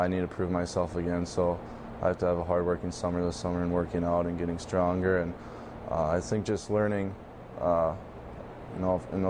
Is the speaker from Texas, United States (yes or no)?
no; Minnesota, United States; moved away as an adult; also born or lived in North Dakota / Vancouver; growing up in Minnesota and then going to play North Dakota, and now hopefully Vancouver